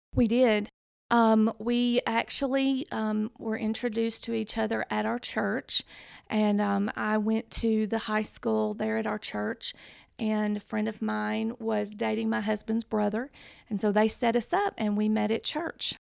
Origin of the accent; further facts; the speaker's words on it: Decatur, Alabama, United States; accent: Southern; I am actually from Decatur, Alabama